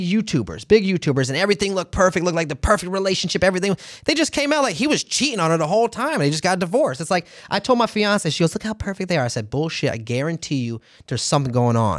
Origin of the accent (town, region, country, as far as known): St. Petersburg, Florida, United States; born or raised there; moved away